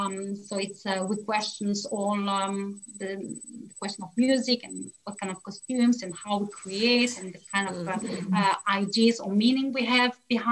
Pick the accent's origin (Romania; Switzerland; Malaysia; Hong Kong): Switzerland; also born or lived in West Africa; So just to make it clear, I grew up in West Africa from 1 to 7 years old. My first memories of life, I went to school and so on. We were dancing in a village context, and we saw a few rituals. And then we moved back to Switzerland